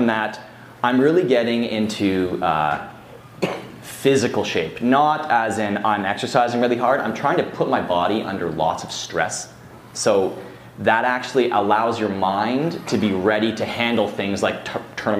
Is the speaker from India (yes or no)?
no; Canada; from Canada